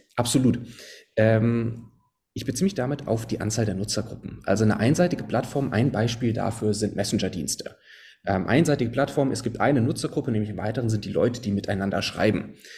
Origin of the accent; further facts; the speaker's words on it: Konstanz, Baden-Württemberg, Germany; moved away as an adult; also born or lived in Potsdam; now in Berlin, Germany; ich komme ursprünglich von Konstanz am Bodensee, aber da hat es mich dann vor zehn Jahren äh, nach Norddeutschland sozusagen gezogen